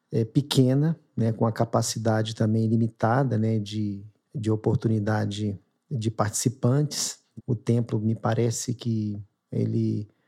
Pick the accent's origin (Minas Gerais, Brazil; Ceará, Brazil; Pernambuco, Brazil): Minas Gerais, Brazil; now in São Paulo, Brazil; a gente chegou aqui, né? Foi primeiro um pouco assustador, porque a gente veio de Minas, a família toda